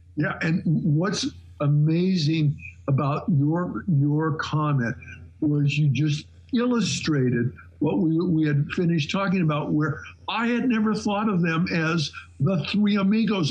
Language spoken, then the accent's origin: English; Shelby, Montana, United States; moved away; Shelby, Montana, which was by the way my hometown